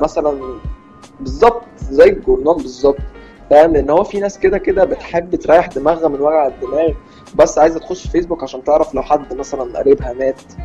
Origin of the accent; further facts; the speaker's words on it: Egypt; احنا كشعب مصري